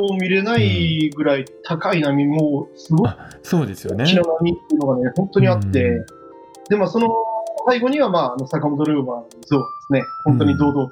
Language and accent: Japanese; Aichi, Japan; moved away as an adult; also born or lived in Kochi; 私あの愛知県出身なんですけれ